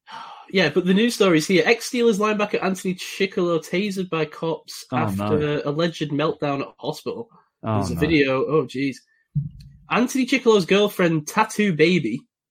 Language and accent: English; England, United Kingdom; I'm English, fine. Yeah, I'm culturally English